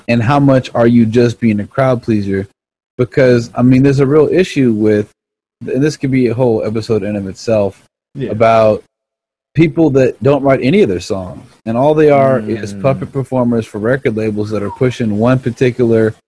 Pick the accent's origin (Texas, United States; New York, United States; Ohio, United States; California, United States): Texas, United States; Austin; I am from the South, from Austin